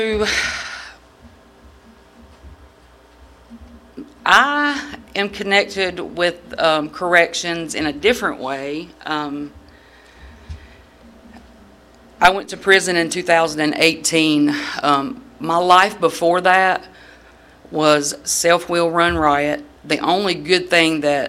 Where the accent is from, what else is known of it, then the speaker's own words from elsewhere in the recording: Moore County, North Carolina, United States; moved away as an adult; now in Raleigh, United States; I'm originally from Moore County, but I do reside in Raleigh now